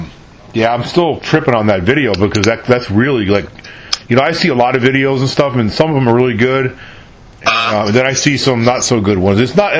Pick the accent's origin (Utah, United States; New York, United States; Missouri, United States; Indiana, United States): New York, United States; moved away as an adult; also born or lived in California / Texas / Virginia; I'm from New York, originally.